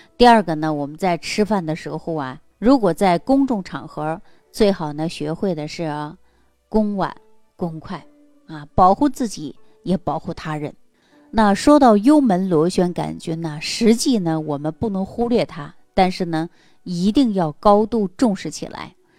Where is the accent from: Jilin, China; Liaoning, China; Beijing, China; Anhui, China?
Jilin, China; 在我们吉林老家